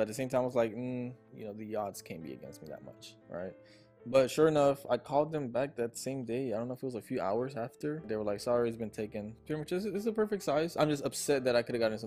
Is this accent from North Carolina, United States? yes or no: no; Houston, Texas, United States; also born or lived in Buenos Aires, Argentina; I've been raised in Houston, Texas my entire life.